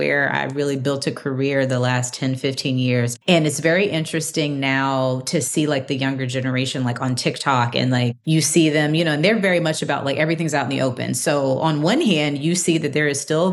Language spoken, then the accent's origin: English; Montgomery, Alabama, United States; I grew up in Alabama. I grew up in Montgomery, Alabama